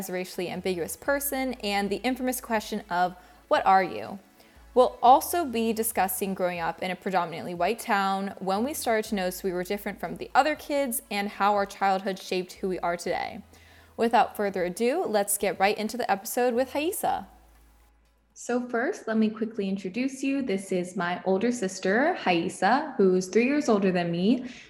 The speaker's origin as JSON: {"language": "English", "region": "Florida", "country": "United States", "tie": "born or raised there", "moved": "as an adult", "lives_now": "Baltimore, United States", "said": "I was born and raised in Florida for the first 18 years of my life before I moved away to go to college. Both my parents are immigrants. My mom was born in Brazil, and my dad was born in Taiwan"}